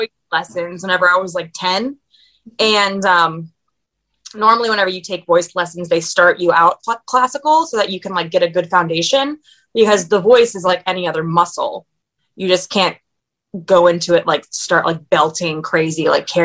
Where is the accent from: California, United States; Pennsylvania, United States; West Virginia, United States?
Pennsylvania, United States; near Gettysburg; moved away as an adult; now in Nashville, United States; I grew up in Pennsylvania, near Gettysburg